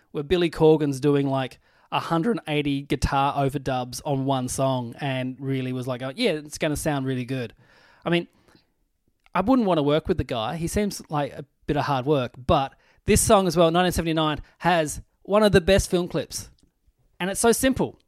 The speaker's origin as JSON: {"language": "English", "town": "Burnie", "region": "Tasmania", "country": "Australia", "tie": "born or raised there", "also_born_or_lived": "Launceston, Australia", "moved": "as an adult", "lives_now": "Melbourne, Australia", "said": "I'm a kid from Burnie."}